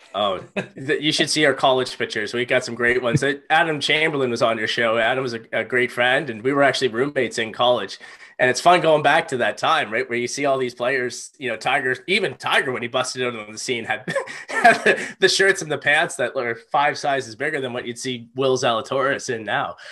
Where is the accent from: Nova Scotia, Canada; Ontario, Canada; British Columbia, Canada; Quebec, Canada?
Nova Scotia, Canada; Halifax; I grew up right in Halifax, um, in Clayton Park